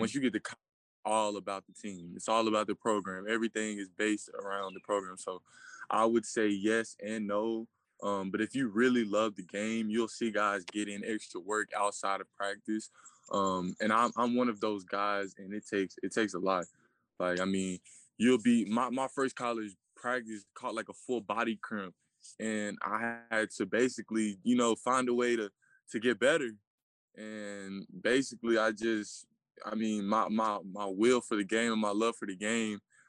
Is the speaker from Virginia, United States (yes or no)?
no; Chattanooga, Tennessee, United States; I'm from Chattanooga, Tennessee